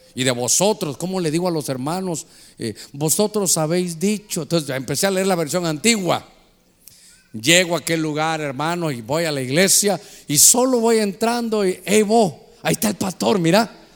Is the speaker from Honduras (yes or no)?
yes; Honduras